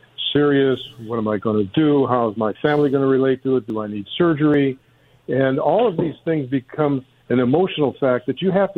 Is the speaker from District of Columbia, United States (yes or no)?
no; Detroit, Michigan, United States; I grew up in Detroit